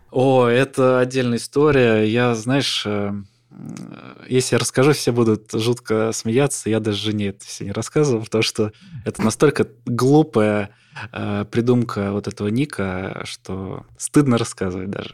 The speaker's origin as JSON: {"language": "Russian", "town": "Voronezh", "region": "Voronezh Oblast", "country": "Russia", "said": "я там из Воронежа"}